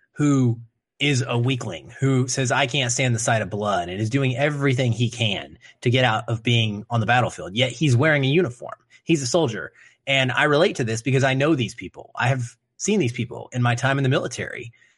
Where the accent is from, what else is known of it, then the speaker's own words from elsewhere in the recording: Arkansas, United States; moved away; having lived in the South, right, being from Arkansas